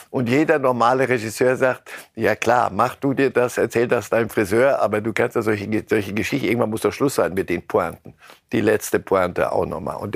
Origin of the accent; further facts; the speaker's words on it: Argentina; wir sind Argentinier.